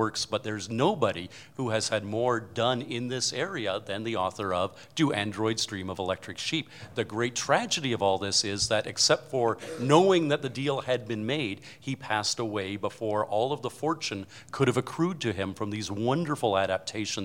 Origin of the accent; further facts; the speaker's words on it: Canada; That's my accent. We Canadians